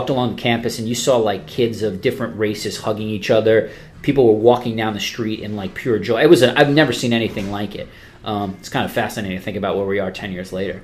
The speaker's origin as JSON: {"language": "English", "region": "New York", "country": "United States", "tie": "born or raised there", "said": "as a kid growing up in New York"}